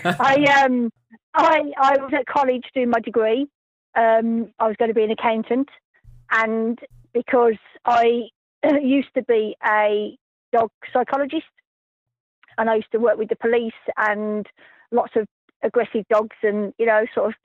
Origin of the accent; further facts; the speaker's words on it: Somerset, South West England, United Kingdom; I'm from Somerset in the UK, the west of England.